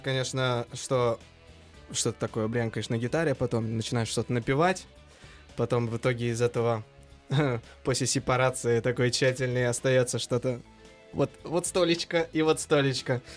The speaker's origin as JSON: {"language": "Russian", "country": "Uzbekistan", "said": "как истинный узбек"}